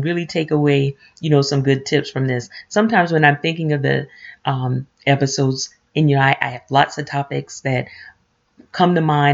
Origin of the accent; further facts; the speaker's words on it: the South, United States; moved away; we're transplants from the South